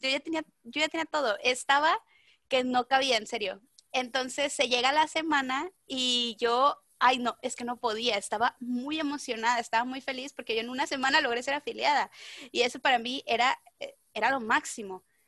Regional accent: Mazatlán, Sinaloa, Mexico; soy de Mazatlán

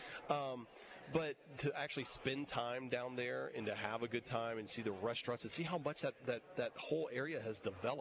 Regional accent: Baton Rouge, Louisiana, United States; I'm from Baton Rouge, Louisiana.

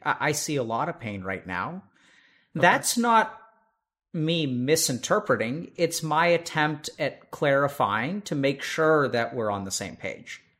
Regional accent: Texas, United States; I'm from Texas.

